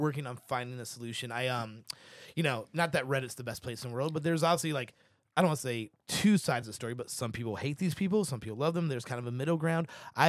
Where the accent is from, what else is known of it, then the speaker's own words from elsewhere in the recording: St. Louis, Missouri, United States; Okay, cool. I'm from St. Louis.